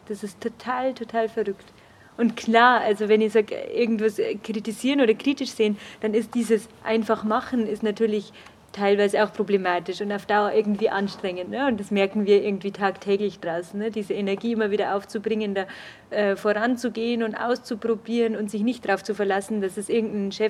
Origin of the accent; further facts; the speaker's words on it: Augsburg, Bavaria, Germany; ich bin keine Münchnerin, sondern Augsburgerin, deswegen war es mir auch nicht so nah.